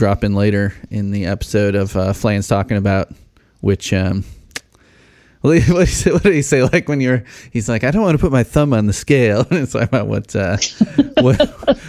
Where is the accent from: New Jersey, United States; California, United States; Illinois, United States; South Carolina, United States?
Illinois, United States; Chicago; accent: Chicago; moved away as an adult; also born or lived in Bloomington, Indiana / Rock Island, Illinois; now in Lafayette, United States; I grew up in Chicago. And I've lived in Lafayette, Indiana now for 6 years